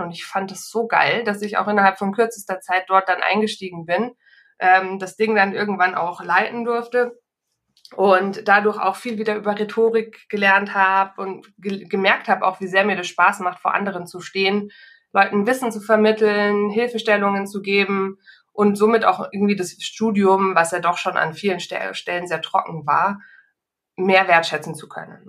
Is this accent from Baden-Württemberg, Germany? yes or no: no; Munich, Bavaria, Germany; hier in meiner Heimatstadt München